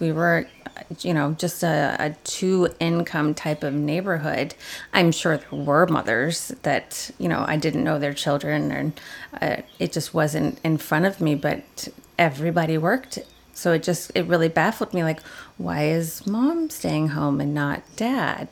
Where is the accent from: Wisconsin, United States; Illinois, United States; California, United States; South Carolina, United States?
Illinois, United States; Aurora; I was born in Aurora, Illinois